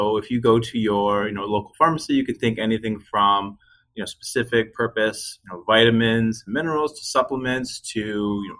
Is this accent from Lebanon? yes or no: no; just outside of Halifax, Nova Scotia, Canada; moved away as an adult; also born or lived in Ottawa, Ontario; now in Windsor, Canada; I grew up just outside of Halifax, Nova Scotia, Canada